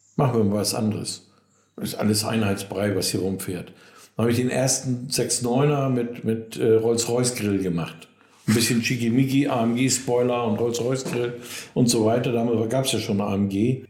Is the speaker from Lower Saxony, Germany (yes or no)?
yes; Cuxhaven, Lower Saxony, Germany; bei uns in Cuxhaven Nordholz